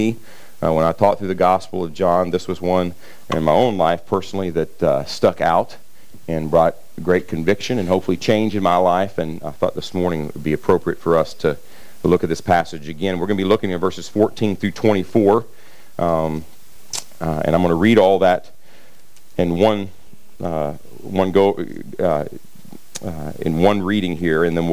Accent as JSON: {"language": "English", "region": "Kentucky side of the Ohio River", "country": "United States", "tie": "born or raised there", "said": "I grew up on the Ohio River on the Kentucky side"}